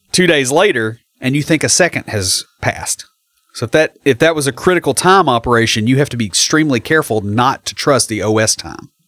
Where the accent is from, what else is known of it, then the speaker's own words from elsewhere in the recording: McMinnville, Tennessee, United States; I grew up in McMinnville, so I'm, you know, I grew up seventy miles southeast of here.